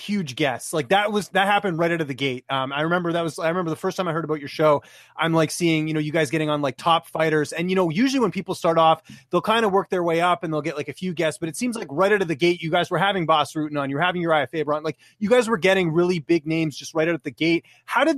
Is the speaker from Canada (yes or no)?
yes; Canada; I'm Canadian